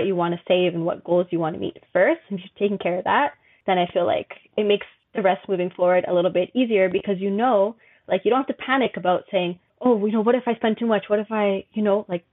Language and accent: English; Edmonton, Alberta, Canada; moved away as an adult; now in Montreal, Canada; I'm originally from Edmonton, Alberta, which is city out west. Honestly, not too much going on there. It's the reason I came to Montreal. A lot more happening here. But I do love my hometown